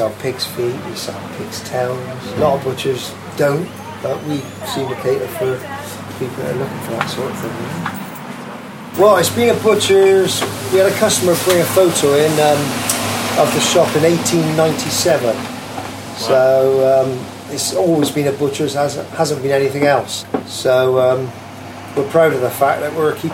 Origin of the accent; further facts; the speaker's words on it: Keynsham, South West England, United Kingdom; also born or lived in Ashton Gate, Bristol / Horfield, Bristol; I was brought up in Ashton Road, Ashton Gate, for the first couple of years of my life. Then we moved out to Keynsham